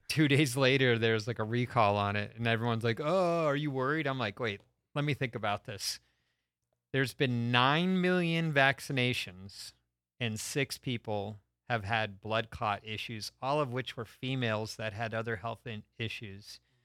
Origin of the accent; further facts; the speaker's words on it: Stamford, Connecticut, United States; I'm from, uh, Stamford, Connecticut